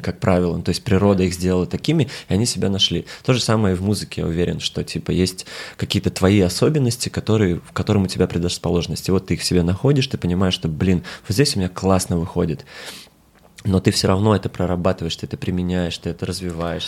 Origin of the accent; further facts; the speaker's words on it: Kalmykia, Russia; Я из Калмыкии